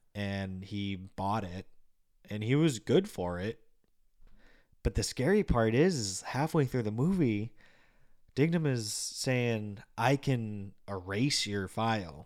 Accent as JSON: {"language": "English", "region": "Massachusetts", "country": "United States", "said": "I'm not from Boston, but being from Massachusetts, you obviously hear the accent"}